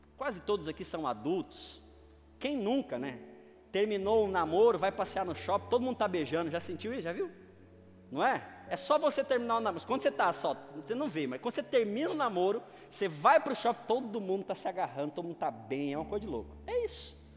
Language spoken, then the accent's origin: Portuguese; Northeast Region, Brazil; moved away